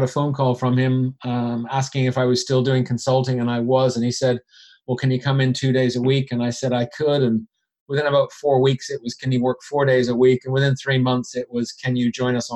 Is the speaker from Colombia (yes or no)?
no; Canada; accent: Canadian; moved away as an adult; also born or lived in Switzerland; now in London, United Kingdom; I'm originally from Canada, hence the accent, although occasionally I get told people think I'm Irish